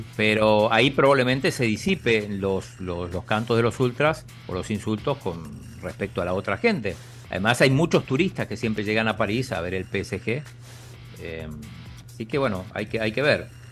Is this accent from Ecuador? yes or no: no; Argentina; somos argentinos